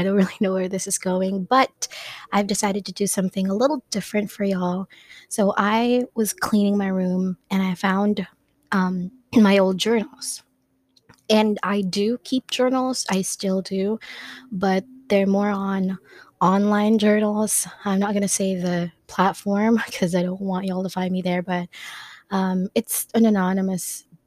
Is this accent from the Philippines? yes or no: yes; Philippines; first language Tagalog; English is a second language; Some are in my language, which is I'm Filipina, so some of them are in Tagalog